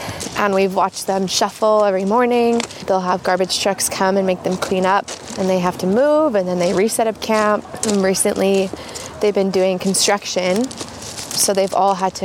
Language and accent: English; Abbotsford, British Columbia, Canada; also born or lived in Los Angeles, United States / Vancouver, Canada; I was born in Abbotsford and then spent all my days in Abbotsford until about 5 years ago